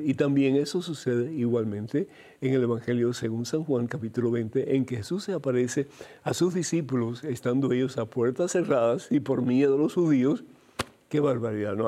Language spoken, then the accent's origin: Spanish; Cuba; moved away; Yo soy de origen cubano